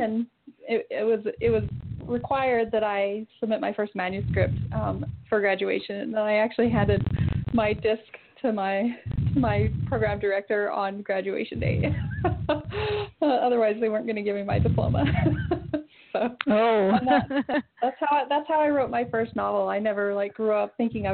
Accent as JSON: {"language": "English", "region": "Southern Utah", "country": "United States", "said": "I'm from Southern Utah"}